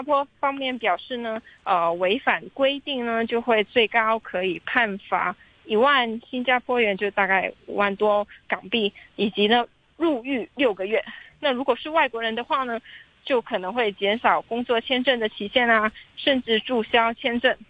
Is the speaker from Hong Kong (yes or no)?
yes; Hong Kong; 香港人其实爱 日本的漫画的文化